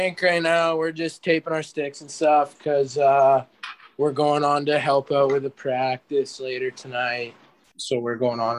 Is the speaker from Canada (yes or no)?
yes; Kindersley, Saskatchewan, Canada; moved away; also born or lived in Calgary, Alberta; I'm from Kindersley, Saskatchewan, but I've been playing in Calgary for the past few years.